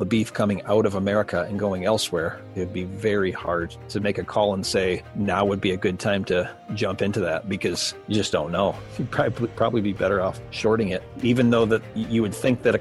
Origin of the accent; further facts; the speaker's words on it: Detroit, Michigan, United States; I grew up in Detroit